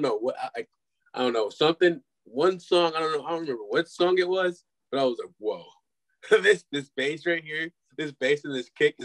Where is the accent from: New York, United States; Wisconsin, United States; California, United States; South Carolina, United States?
Wisconsin, United States; Glendale; also born or lived in Milwaukee; I'm from Milwaukee. I was born and raised in Milwaukee. Live on the east side now. But I actually went to school. I grew up in Glendale, Wisconsin.